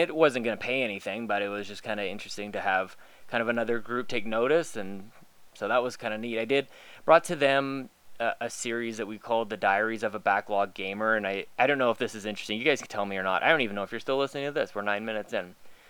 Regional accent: Canada; For a long time, I was playing NHL because I'm Canadian and that's what we do.

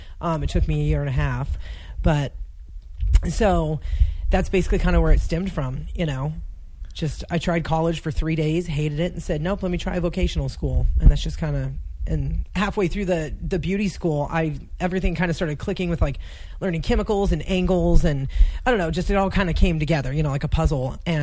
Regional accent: Casa Grande, Arizona, United States; also born or lived in Phoenix, Arizona / Pinetop, Arizona / Montana; There's a town called Casa Grande in between Phoenix and Tucson, so I was raised there till I was 11, and then when I was 11, we moved up to Pine Top, which is in the White Mountains of Arizona. It's like an hour and a half away from Flagstaff.

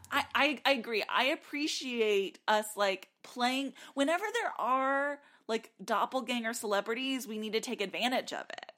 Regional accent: South Texas, United States; now in Nashville, United States; growing up in South Texas

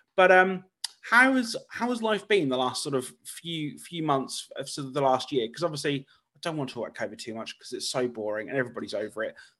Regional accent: United Kingdom; my hometown in, in the U K

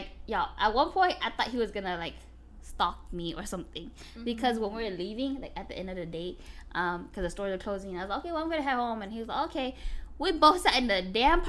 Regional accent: United States; I'm from the U.S.

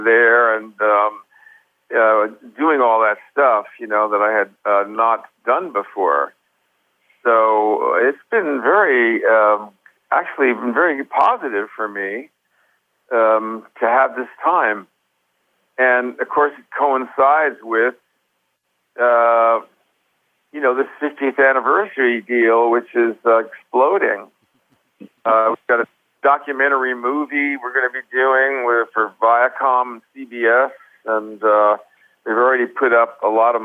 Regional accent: United States; I'm an American singer

